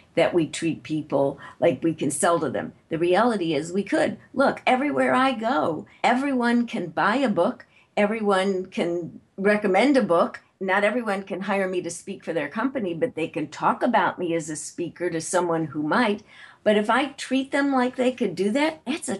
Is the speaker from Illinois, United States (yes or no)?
yes; Chicago, Illinois, United States; moved away; I'm originally from Chicago